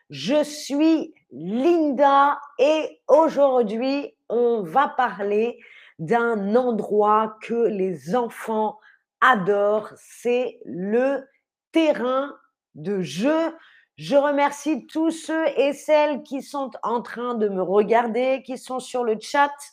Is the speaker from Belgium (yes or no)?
no; Paris, Île-de-France, France; Le terrain de jeu de mon enfance à Montmartre puisque j'ai grandi à Paris, à Montmartre.